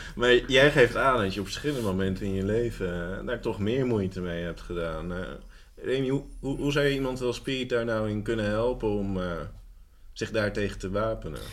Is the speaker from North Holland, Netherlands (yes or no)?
yes; Amsterdam, North Holland, Netherlands; now in Almere, Netherlands; mijn geboortestad Amsterdam